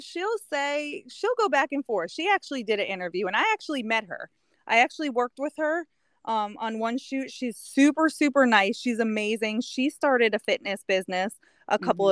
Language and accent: English; New York, United States; moved away; also born or lived in Connecticut; I grew up in New York